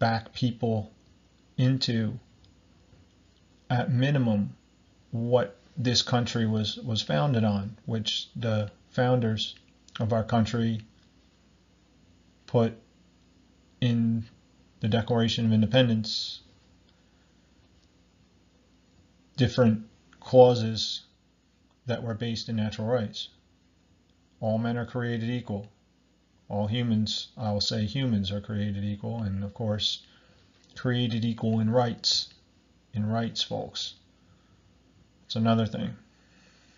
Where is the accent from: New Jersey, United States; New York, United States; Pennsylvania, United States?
New Jersey, United States; Barnegat Township; I'm from America, New Jersey, Southern Ocean County, Barnegat Township